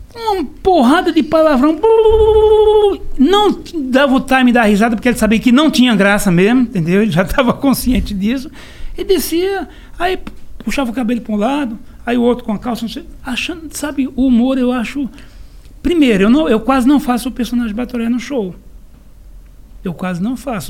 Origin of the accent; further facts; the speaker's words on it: Serra Talhada, Pernambuco, Brazil; eu sou de Serra Talhada, Pernambuco